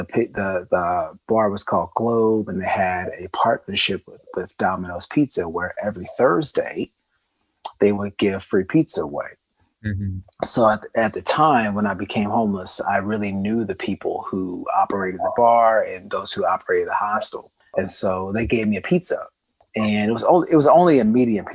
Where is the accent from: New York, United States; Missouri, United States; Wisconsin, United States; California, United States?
Missouri, United States; Columbia; moved away as an adult; also born or lived in New Zealand; moving from my hometown in Missouri, Columbia, Missouri is where I'm from, to New Zealand.